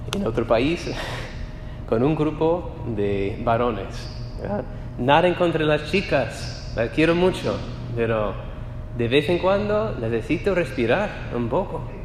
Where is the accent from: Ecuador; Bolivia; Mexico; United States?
United States; Spanish is a second language; moved away as an adult; also born or lived in Spain; soy de los Estados Unidos